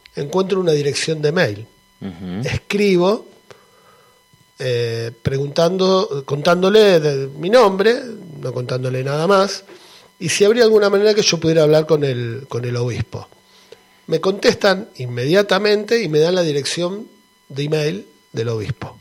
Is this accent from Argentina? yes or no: yes; Argentina; moved away; soy argentino